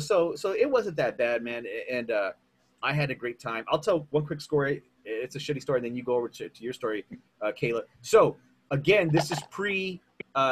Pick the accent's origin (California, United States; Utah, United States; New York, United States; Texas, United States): Texas, United States; San Antonio; I'm from San Antonio